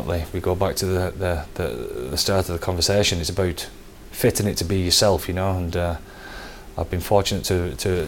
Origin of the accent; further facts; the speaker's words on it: Wigan, North West England, United Kingdom; moved away as an adult; also born or lived in London; now in Dublin, Ireland; we're all from Wigan